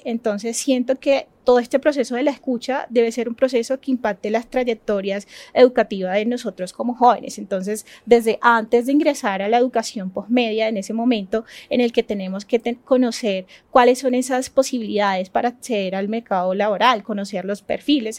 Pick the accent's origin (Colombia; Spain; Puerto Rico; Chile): Colombia; Chocó; Yo soy del departamento del Chocó